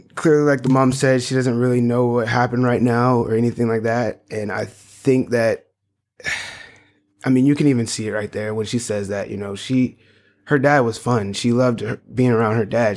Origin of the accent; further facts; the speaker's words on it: North Charleston, South Carolina, United States; moved away; I grew up in Charleston, North Charleston